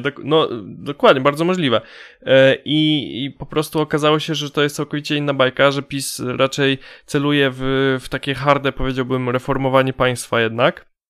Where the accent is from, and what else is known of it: Poland